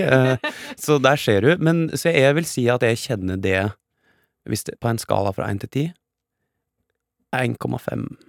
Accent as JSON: {"language": "Norwegian", "town": "Geilo", "region": "Buskerud", "country": "Norway", "said": "jeg er fra Geilo, ja. Eh, og det er i toppen av Hallingdal."}